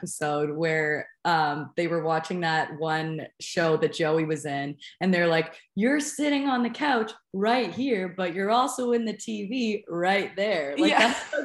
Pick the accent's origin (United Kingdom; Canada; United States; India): Canada; being Canadian myself